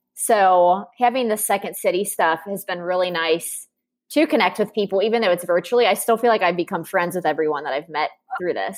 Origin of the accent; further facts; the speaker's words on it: Cincinnati, Ohio, United States; I'm from Cincinnati